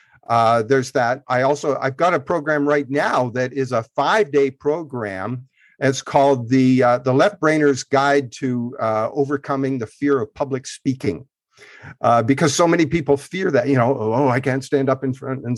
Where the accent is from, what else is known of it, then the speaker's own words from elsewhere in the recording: Canada; I grew up in Canada, in rural Canada